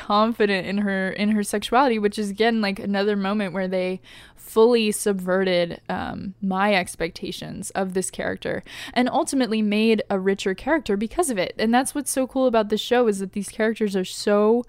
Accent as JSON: {"language": "English", "region": "Indiana", "country": "United States", "tie": "born or raised there", "said": "like it feels very Midwest for me because I grew up in Indiana"}